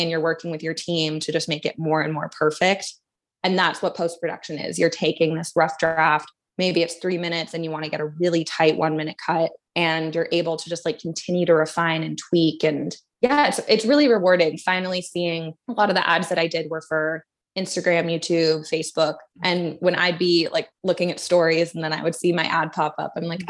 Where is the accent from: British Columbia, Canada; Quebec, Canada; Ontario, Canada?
British Columbia, Canada; Vancouver; moved away as an adult; also born or lived in Dallas, Texas, United States / Toronto, Canada; now in Los Angeles, United States; I was born in Dallas, and my dad's work brought us to Toronto and then eventually Vancouver when I was two. And so grew up in Vancouver, did K through twelve at the same school